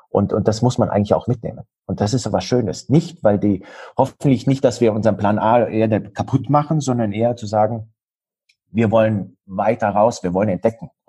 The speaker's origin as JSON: {"language": "German", "region": "Bavaria", "country": "Germany", "tie": "born there", "said": "Ich bin im Allgäu geboren und im Allgäu heißt es, der Allgäu wird mit 40 erwachsen."}